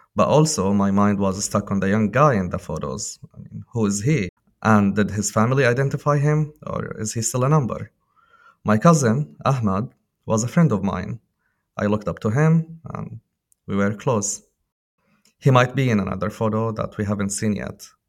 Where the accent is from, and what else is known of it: Syria; born or raised there